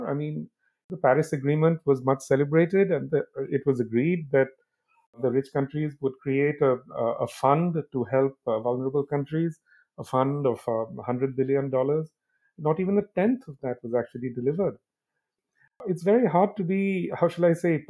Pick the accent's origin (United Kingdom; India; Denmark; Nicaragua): India; when I was growing up in India